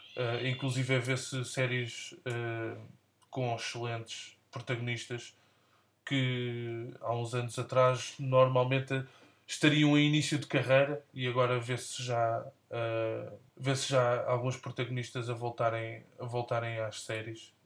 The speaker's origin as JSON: {"language": "Portuguese", "region": "Trás-os-Montes", "country": "Portugal", "said": "como transmontano"}